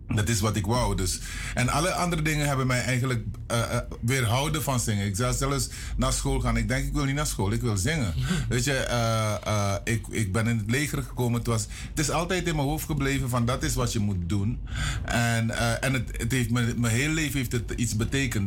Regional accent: Paramaribo, Paramaribo District, Suriname; also born or lived in interior of Suriname; Ik ben geboren in Paramaribo, Richard straat. Maar toen ik 11 was, moest ik naar het internaat diep in het binnenland.

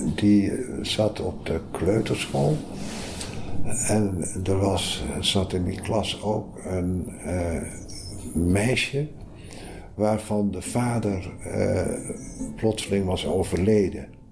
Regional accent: Groningen, Netherlands; moved away as an adult; now in Amsterdam, Netherlands; Ik kom heel reusachtig uit Groningen

